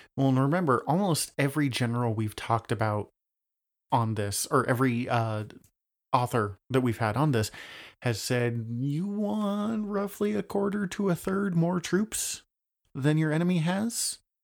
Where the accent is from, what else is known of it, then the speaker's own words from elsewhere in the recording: Montana, United States; I'm Montanan